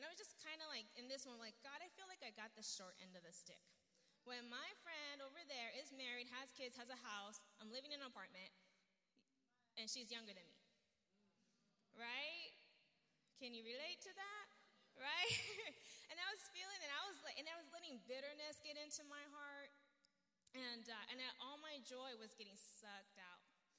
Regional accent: Virginia, United States; also born or lived in Albuquerque, United States / Japan; So I'm from Virginia, from Albuquerque, and then Japan.

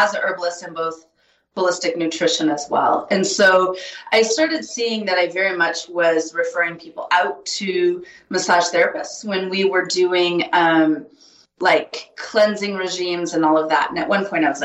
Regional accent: Montana, United States; moved away as an adult; also born or lived in California; now in Bozeman, United States; I grew up in Montana, moved to California

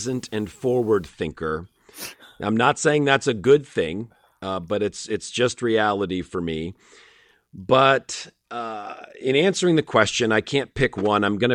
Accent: Connecticut, United States; now in Illinois, United States; I grew up in Connecticut

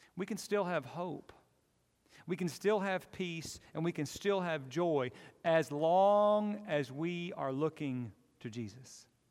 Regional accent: United States; I'm an American

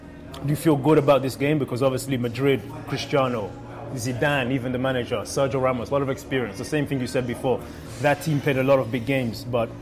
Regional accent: England, United Kingdom; growing up in England

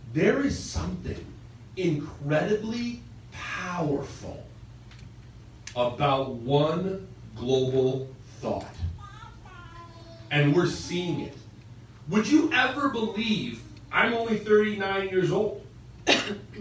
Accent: United States; I'm American

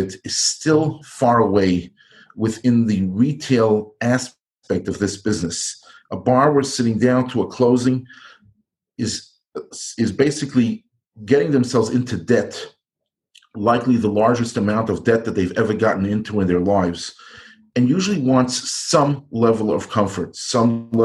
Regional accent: New York, United States; also born or lived in Iowa; I grew up and live in New York, which is a big city

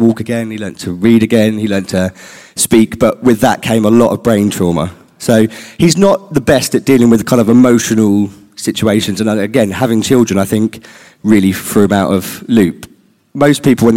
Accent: Littlehampton, South East England, United Kingdom; We grew up in Littlehampton in Rustington

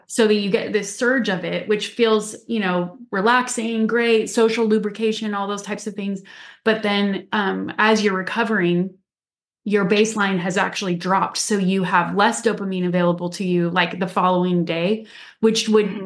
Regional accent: Utah, United States; I grew up in Utah

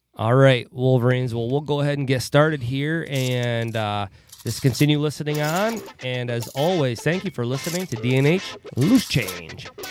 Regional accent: Winthrop, United States; I grew up in Winthrop

